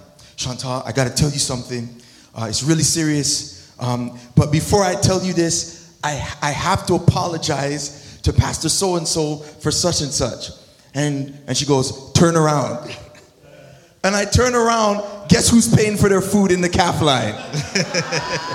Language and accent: English; Toronto, Ontario, Canada; moved away; also born or lived in United States; I'm American, but there's Scarborough in here, too.